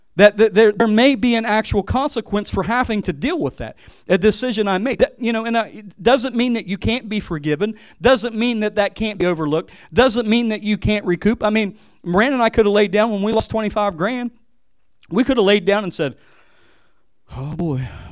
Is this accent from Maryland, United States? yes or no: no; West Virginia, United States; moved away as an adult; also born or lived in Hawaii; coming back to West Virginia, I feel like a missionary back, back in my home state.